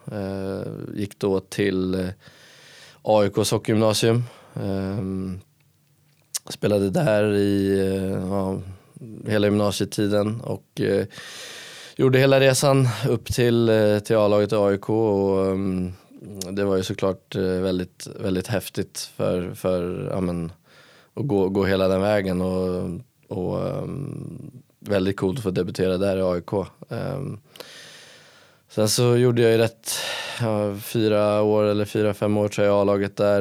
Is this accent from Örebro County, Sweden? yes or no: no; Stockholm, Stockholm County, Sweden; moved away as an adult; now in Karlstad, Sweden; jag är ju från Stockholm